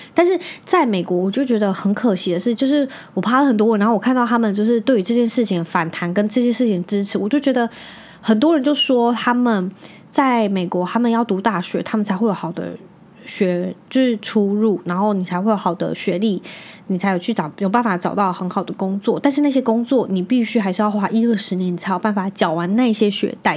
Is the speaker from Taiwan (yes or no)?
yes; Magong, Penghu County, Taiwan; moved away; 我是在澎湖长大的嘛